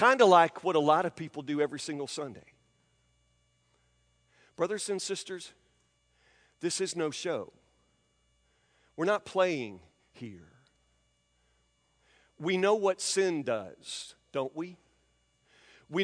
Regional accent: Franklin, United States; I grew up in Bar Baptist Mission in Franklin as a kid

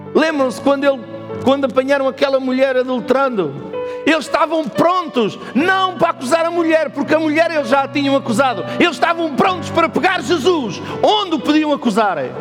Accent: Portugal; nós somos portugueses

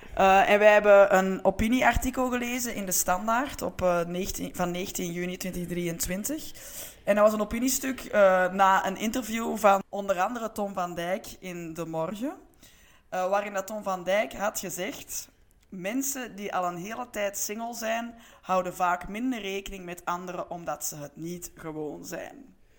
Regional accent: Antwerp, Flanders, Belgium; We zijn eigenlijk alle twee van Antwerpen

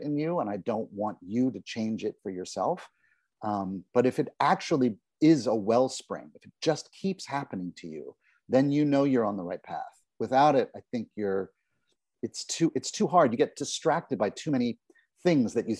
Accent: New York, United States; I love the New York Times. I love that it's my hometown newspaper

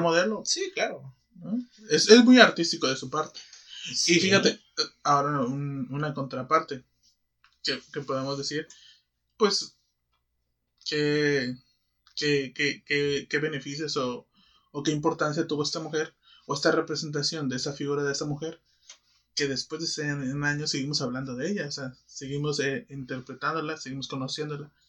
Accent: Mexico; siendo mexicanos

